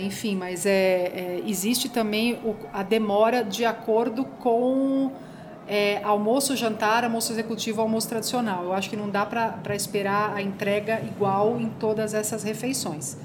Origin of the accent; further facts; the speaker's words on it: Brazil; como brasileiro